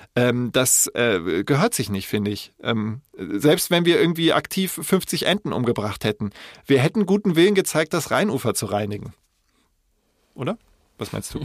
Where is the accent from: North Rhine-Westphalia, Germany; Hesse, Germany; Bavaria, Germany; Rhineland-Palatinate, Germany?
Rhineland-Palatinate, Germany; Koblenz; ich bin ja in Koblenz da aufgewachsen